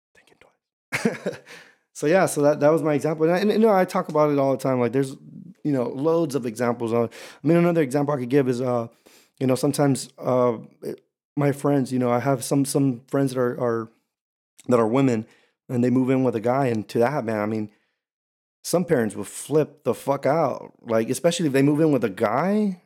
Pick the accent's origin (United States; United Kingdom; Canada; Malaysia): United States; Houston, Texas; also born or lived in Camp Pendleton, California; I am from Houston, Texas, H Town, Hold It Down. Um, yeah, but, but I lived here from up until I was eighteen